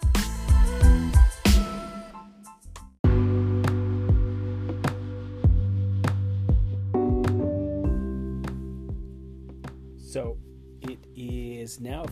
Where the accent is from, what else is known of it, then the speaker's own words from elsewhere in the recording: Ogden, Utah, United States; my hometown, Ogden, Utah